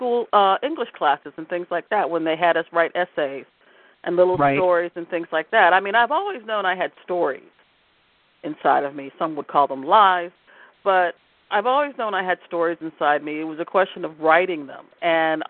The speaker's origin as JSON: {"language": "English", "town": "Washington", "region": "District of Columbia", "country": "United States", "tie": "born or raised there", "moved": "as an adult", "lives_now": "Baltimore, United States", "said": "I grew up in Washington, D.C."}